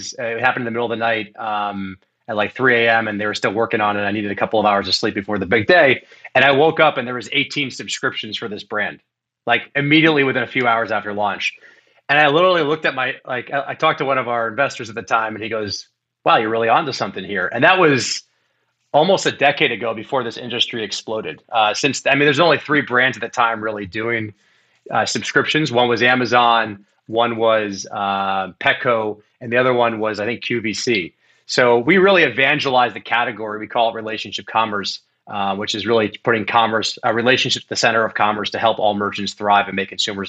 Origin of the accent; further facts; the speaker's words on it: Miami, Florida, United States; growing up in Miami, Florida